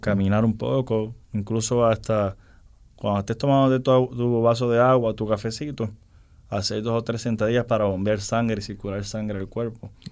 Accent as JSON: {"language": "Spanish", "country": "Dominican Republic", "said": "también soy dominicano, mi padre es dominicano."}